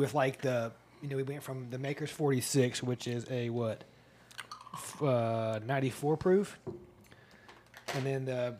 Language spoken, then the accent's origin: English; the South, United States; I'm from the South